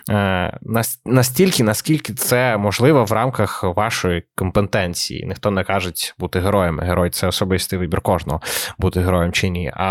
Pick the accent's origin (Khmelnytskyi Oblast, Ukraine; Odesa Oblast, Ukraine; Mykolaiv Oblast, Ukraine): Odesa Oblast, Ukraine; Odesa; Але я з Одеси, і напевно я маю. Е, знаєш, як то кажуть в Одесі, знаєш, мені є що сказати.